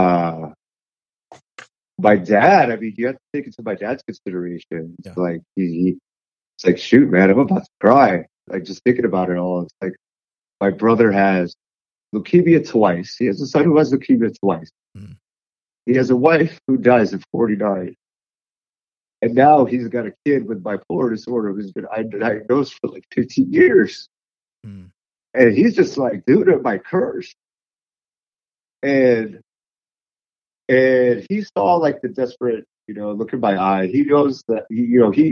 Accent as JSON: {"language": "English", "country": "United States", "said": "I'm the American"}